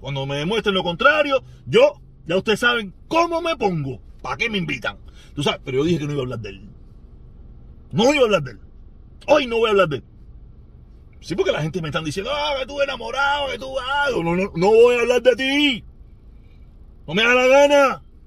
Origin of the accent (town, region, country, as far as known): Cuba; moved away